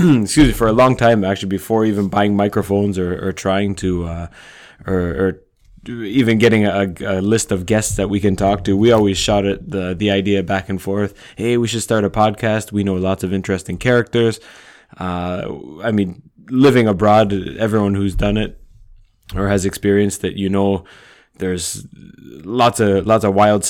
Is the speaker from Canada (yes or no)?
yes; Canada; moved away; So basically, we're both Canadian guys. We've been here 10 years plus. I've been here 12 years, Nate.